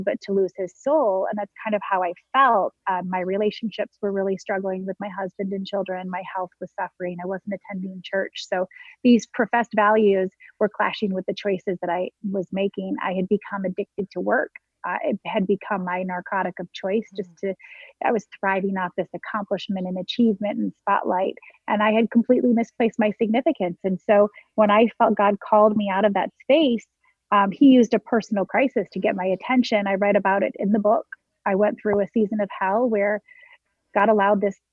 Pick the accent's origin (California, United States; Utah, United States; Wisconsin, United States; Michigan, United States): Michigan, United States; now in Westchester County, New York, United States; I'm from Michigan, close enough to the Canadian border.